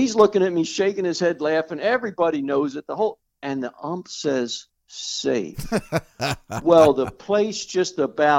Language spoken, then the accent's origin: English; Baltimore, Maryland, United States; I'm from Baltimore. I don't think I live that far from you.